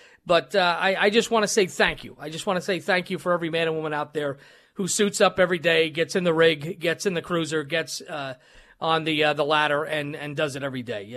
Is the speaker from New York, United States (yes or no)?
yes; New York City, New York, United States; moved away as an adult; now in Wisconsin, United States; growing up in New York City and Brooklyn